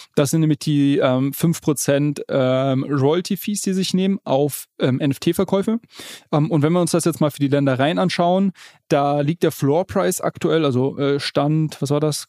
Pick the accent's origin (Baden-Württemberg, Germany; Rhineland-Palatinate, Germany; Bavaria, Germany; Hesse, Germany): Bavaria, Germany; Munich; als Münchner kann ich dir sagen